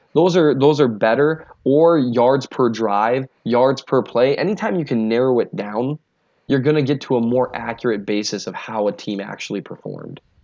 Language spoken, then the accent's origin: English; Minnesota, United States; accent: Minnesota; my Minnesota accent